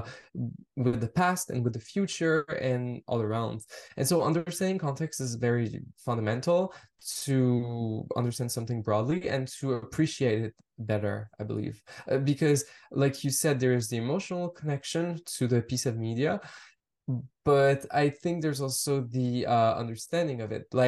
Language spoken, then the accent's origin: English; Montreal, Quebec, Canada; I grew up in Montreal. I grew up in French Canada.